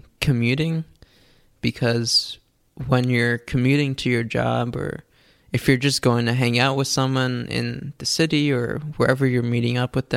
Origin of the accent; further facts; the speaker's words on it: New York, United States; moved away as an adult; now in California, United States; I grew up in New York my whole life